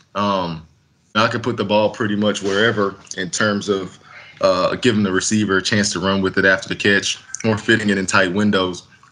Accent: Texas, United States; moved away as an adult; also born or lived in Salt Lake City, Utah; I grew up in Texas

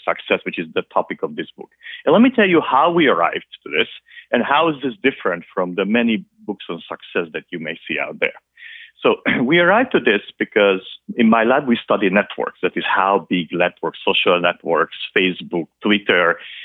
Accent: Transylvania, Romania; first language Hungarian; English is a second language; moved away as an adult; also born or lived in Bucharest, Romania / Budapest, Hungary; now in Boston, United States; I'm from Transylvania, and it does exist. That's part of Romania. and I'm a Hungarian native because Transylvania is partly populated by Hungarians and partly by Romanians. And I grew up there.

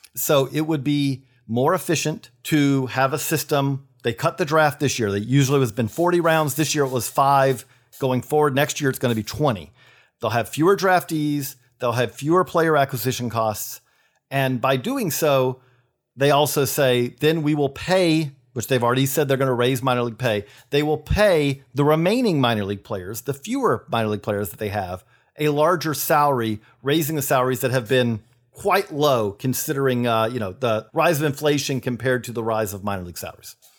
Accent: Perry, Georgia, United States; I'm from Perry, Georgia

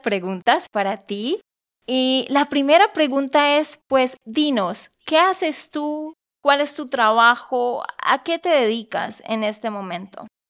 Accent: Santander, Colombia; de Santander, Colombia.

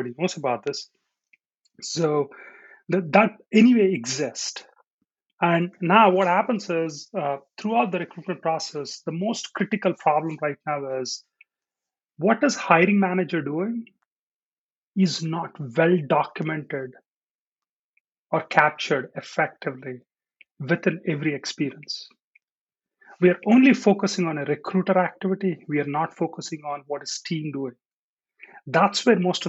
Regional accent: India; moved away as an adult; now in United States; I'm born in India. I grew up in India for my first 20 years, and then I moved to US, and I've been here for the last 20.

